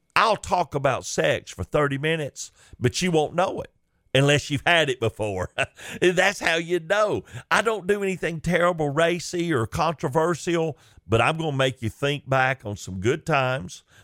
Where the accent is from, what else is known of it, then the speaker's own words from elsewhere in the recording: Chickamauga, Georgia, United States; growing up in Chickamauga in a Christian home